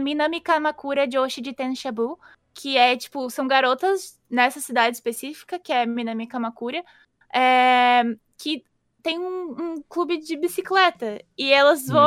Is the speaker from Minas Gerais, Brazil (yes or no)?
no; São Paulo, Brazil; eu não sou exatamente da cidade, eu sou de Itaquera